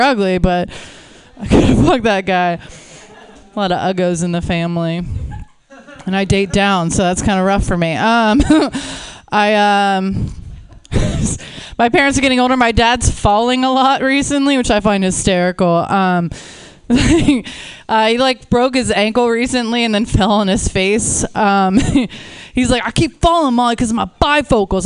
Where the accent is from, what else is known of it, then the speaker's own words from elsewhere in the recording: Pittsburgh, Pennsylvania, United States; now in Los Angeles, United States; I live in LA. I'm originally from Pittsburgh